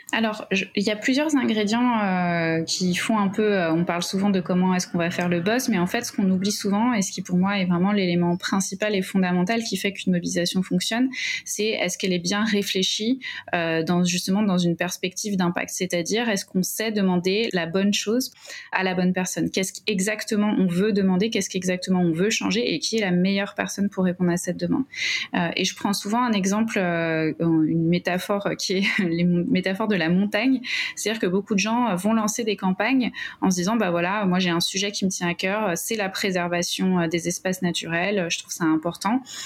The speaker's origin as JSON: {"language": "French", "area": "Essonne", "region": "Île-de-France", "country": "France", "said": "je suis originaire de l'Essonne, dans le 91"}